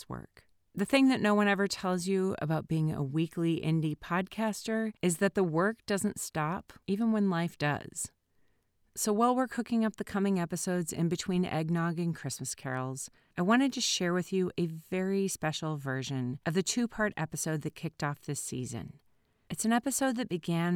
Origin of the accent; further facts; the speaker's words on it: Minnesota, United States; moved away as an adult; now in California, United States; As a kid growing up in Minnesota